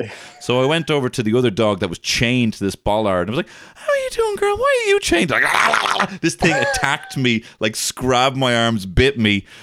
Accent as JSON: {"language": "English", "country": "Ireland", "said": "we're both Irish comedians"}